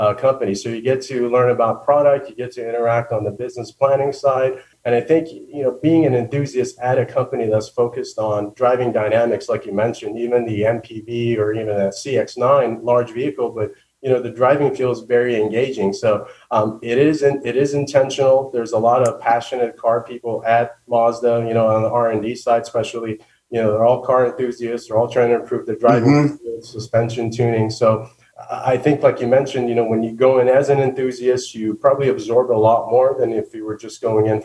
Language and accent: English; Southern California, United States; growing up in Southern California